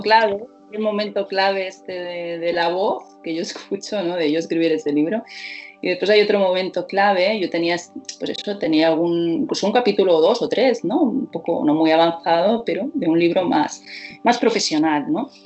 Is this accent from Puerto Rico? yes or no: no; Barcelona, Catalonia, Spain; mi ciudad natal, que es Barcelona